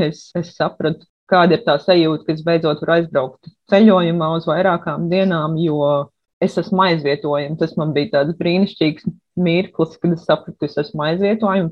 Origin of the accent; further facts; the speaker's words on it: Riga, Latvia; moved away as an adult; also born or lived in Liepāja / Poznań, Poland; now in Gdańsk, Poland; Pēc tam mēs pārvācāmies uz Rīgā, kad bija jāsāk mācīties skolā